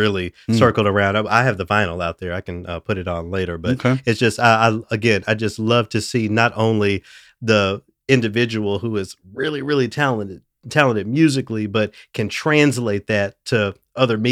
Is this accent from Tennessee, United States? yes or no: yes; Memphis, Tennessee, United States; I'm from Memphis. I'm from a majority black city